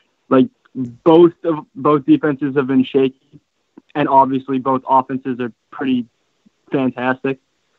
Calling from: Boston, Massachusetts, United States; Hey, guys. … from Boston.

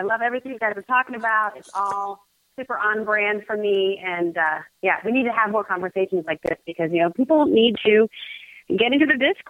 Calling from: Chicago, Illinois, United States

